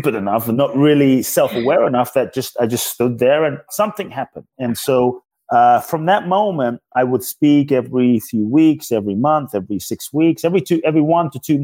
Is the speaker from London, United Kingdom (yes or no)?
yes; London, United Kingdom; moved away as an adult; also born or lived in Ghana; now in United States; I was born in Ghana, West Africa. My father's from Ghana. My mother's Japanese. I grew up in London. I live in the U.S. now since I was 18 and a half